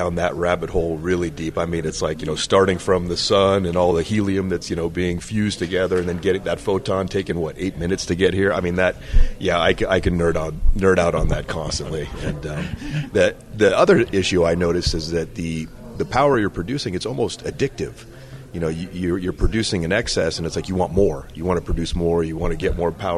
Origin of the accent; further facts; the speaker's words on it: Bay Area, California, United States; I grew up in the Bay Area of California.